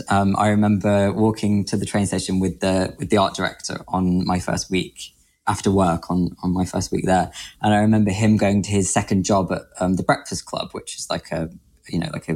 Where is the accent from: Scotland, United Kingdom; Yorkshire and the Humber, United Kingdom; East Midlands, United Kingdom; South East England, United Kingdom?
Yorkshire and the Humber, United Kingdom; Grimsby; moved away as an adult; also born or lived in London; now in Tokyo, Japan; So I grew up in Grimsby